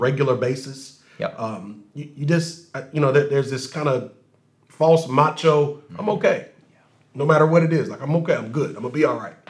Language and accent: English; Racine, Wisconsin, United States; I grew up in Racine